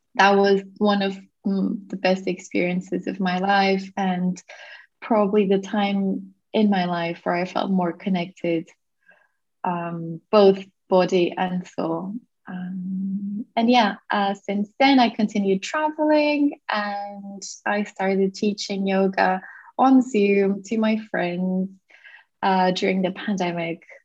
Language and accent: English; Portugal; I was born and raised in Portugal